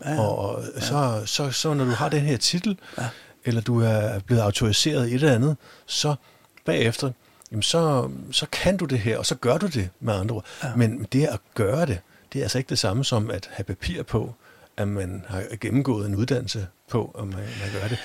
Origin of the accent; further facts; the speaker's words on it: Denmark; vi i hvert fald har som danskere